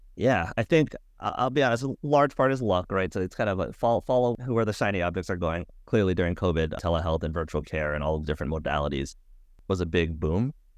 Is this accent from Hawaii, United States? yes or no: yes; Hawaii, United States; moved away; I'm from Hawaii originally, back home with one of the local hospitals